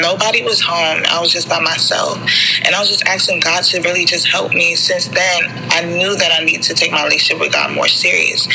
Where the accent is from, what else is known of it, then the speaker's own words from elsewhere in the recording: Prince George's County, Maryland, United States; also born or lived in Nigeria (ancestry); I grew up in Prince George's County my whole entire life